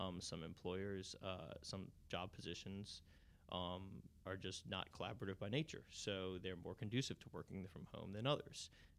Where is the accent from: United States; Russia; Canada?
United States; New Orleans, Louisiana; From New Orleans, yep.